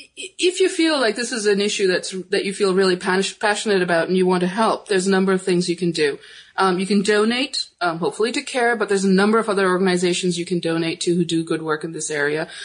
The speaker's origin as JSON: {"language": "English", "country": "Pakistan", "said": "I'm from Pakistan"}